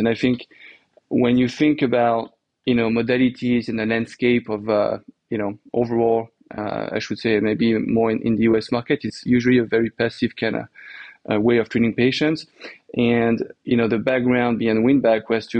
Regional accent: Normandy, France; accent: French; English is a second language; moved away as an adult; also born or lived in New York, United States; now in United States; I grew up in France. So in Normandy, in the north of France

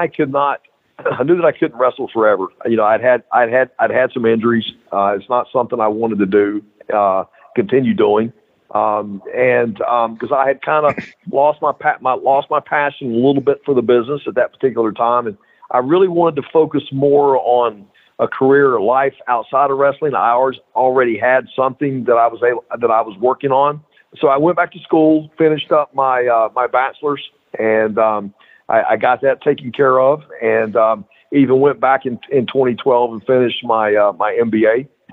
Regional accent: Mid-Atlantic, United States; As a kid growing up in the Mid-Atlantic area, Paul Jones was a huge baby face.

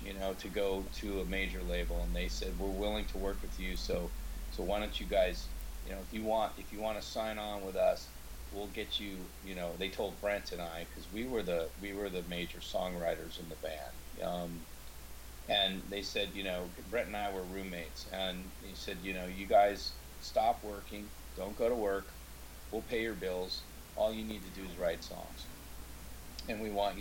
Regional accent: Seattle, Washington, United States; I grew up in Seattle

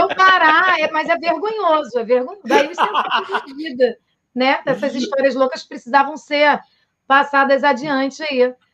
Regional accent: Niterói, Rio de Janeiro, Brazil; eu sou de Niterói

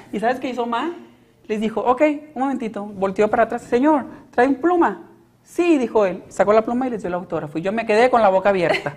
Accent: Hermosillo, Sonora, Mexico; also born or lived in Mexico City; regresarme para acá para Hermosillo

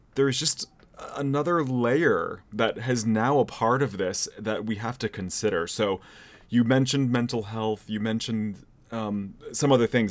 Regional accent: San Jose, California, United States; moved away; I am also from San Jose

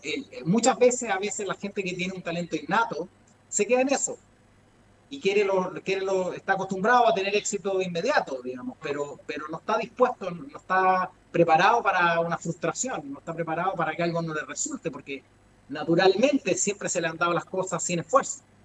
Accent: Ecuador; moved away; Yo viví en Ecuador. Mi infancia pasé en Ecuador

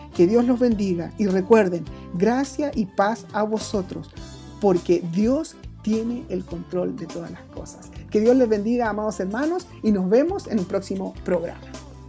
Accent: Chile

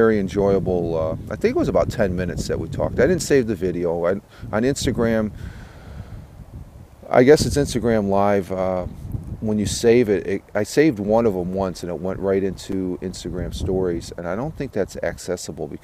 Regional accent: Tioga County, upstate New York, United States; upstate here, where I grew up here in Tioga County

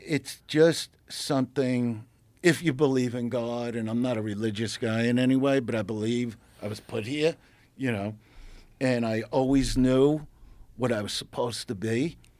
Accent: New York City, New York, United States; I'm from Brooklyn, New York

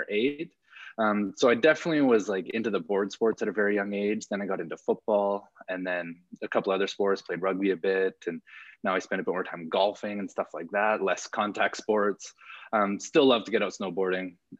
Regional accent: Calgary, Alberta, Canada; also born or lived in California; I'm born and raised in Calgary. So I've been here my whole life, except for my time in grad school

